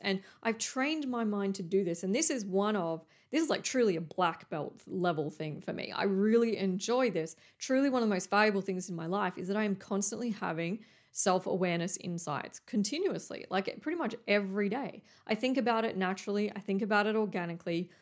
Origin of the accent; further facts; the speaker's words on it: Coffs Harbour, New South Wales, Australia; moved away; There used to be a John Paul College near where I grew up in Coffs Harbour